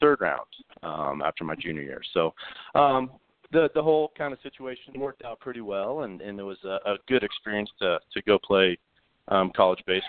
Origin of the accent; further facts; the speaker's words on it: Iowa, United States; growing up in Iowa. We played our high school baseball in the summer.